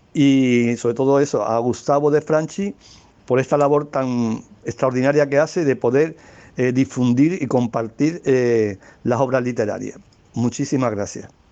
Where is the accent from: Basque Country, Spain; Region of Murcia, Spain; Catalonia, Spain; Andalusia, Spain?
Andalusia, Spain; Algeciras; accent: Andalusian; soy de, de Algeciras, una ciudad que está en una comarca que se llama el Campo de Gibraltar, que está dentro de la provincia de Cádiz, en la región de Andalucía y en España, claro